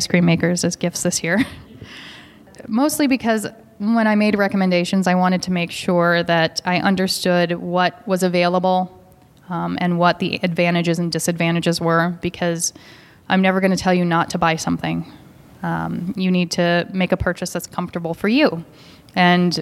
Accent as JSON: {"language": "English", "town": "Seattle", "region": "Washington", "country": "United States", "tie": "born or raised there", "said": "I grew up in Seattle"}